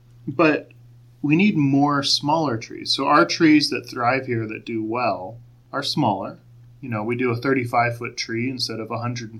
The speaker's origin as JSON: {"language": "English", "region": "Maryland", "country": "United States", "tie": "born or raised there", "moved": "yes", "lives_now": "Mesa, United States", "said": "I grew up in Maryland when I was little"}